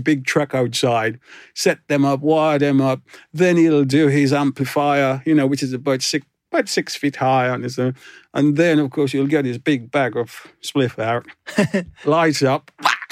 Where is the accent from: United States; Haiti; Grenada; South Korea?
Grenada; also born or lived in London, United Kingdom; now in Cornwall, United Kingdom; I was born in Grenada, I wasn't born in Jamaica